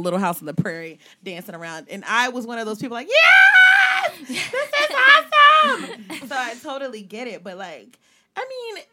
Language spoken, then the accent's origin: English; Virginia, United States; I'm from Virginia